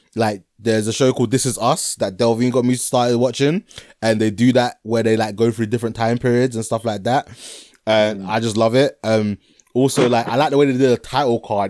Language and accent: English; Ghana; I'm Ghanaian